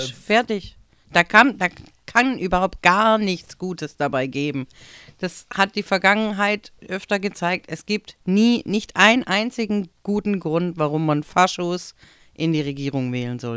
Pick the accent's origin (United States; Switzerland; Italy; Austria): Italy; jetzt als äh, Italienerin, also jetzt bin ich alt genug irgendwie, dass ich da gut damit umgehen kann, aber es ist schon immer so wieder die Lachnummer zu sein für Deutschland.